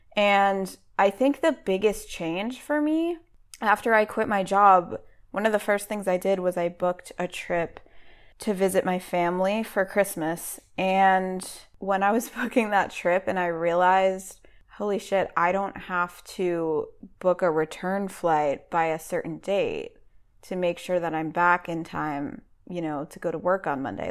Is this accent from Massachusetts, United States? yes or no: yes; Boston, Massachusetts, United States; now in North Carolina, United States; I live in North Carolina, but I'm from New England. So, I grew up around Boston.